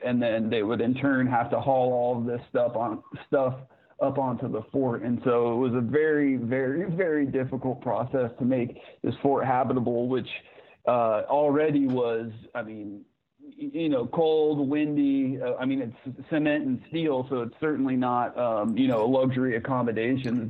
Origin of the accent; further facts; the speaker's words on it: Zanesville, Ohio, United States; I'm I'm from Zanesville, Ohio, so just in the barely earliest foothill